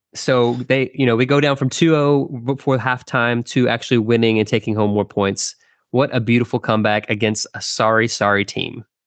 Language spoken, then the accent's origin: English; Texas, United States